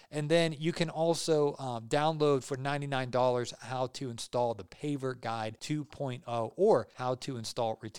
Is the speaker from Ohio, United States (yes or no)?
yes; Ohio, United States; I grew up in Ohio